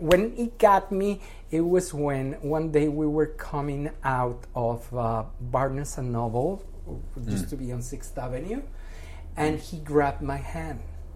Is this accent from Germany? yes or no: no; Mexico; English is a second language; moved away as an adult; now in United States; I'm from Mexico.